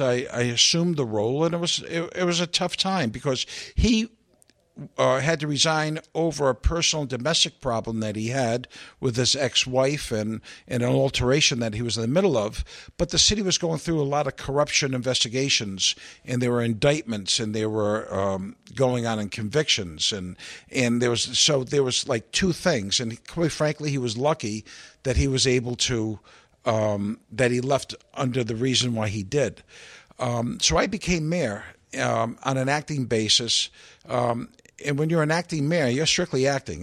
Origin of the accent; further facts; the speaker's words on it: Providence, Rhode Island, United States; I'm born and bred in Providence